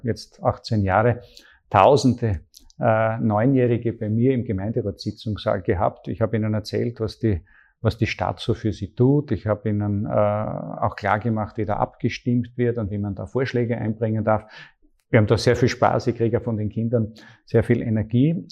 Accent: Graz, Styria, Austria; ich bin aufgewachsen in Graz in einer ganz, ganz tollen Familie

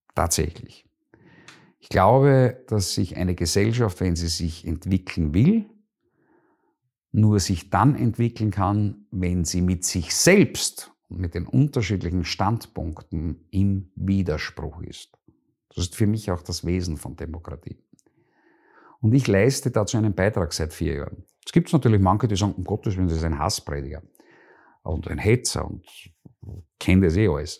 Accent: Schlanzberg, Styria, Austria; also born or lived in Vienna / Deutschlandsberg; now in Graz, Austria; Bin in der Schlanzberg aufgewachsen

